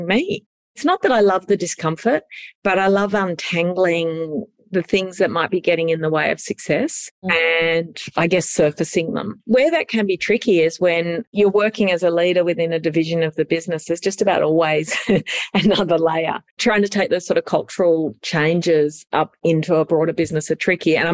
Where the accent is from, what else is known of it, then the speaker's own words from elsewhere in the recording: Sydney, New South Wales, Australia; So I grew up in Sydney.